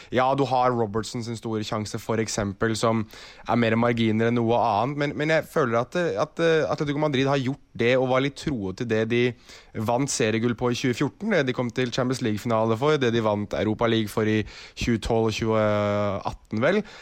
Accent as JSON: {"language": "Norwegian", "region": "Oslo", "country": "Norway", "tie": "born or raised there", "said": "jeg er jo fra Oslo sentrum"}